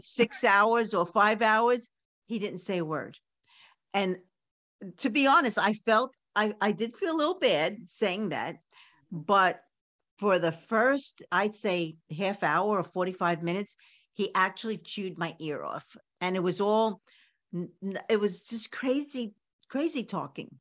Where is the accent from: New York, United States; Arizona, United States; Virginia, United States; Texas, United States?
New York, United States; New York City; I grew up in Coney Island